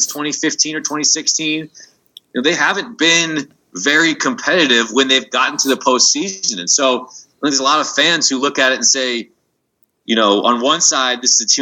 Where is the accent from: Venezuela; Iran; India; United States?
United States; Seattle, Washington; I'm from Seattle